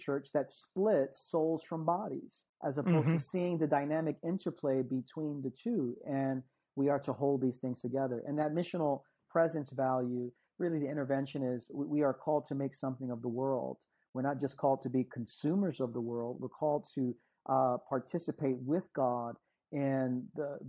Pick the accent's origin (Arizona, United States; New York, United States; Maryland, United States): New York, United States; I'm from New York. I'm in the city that never sleeps.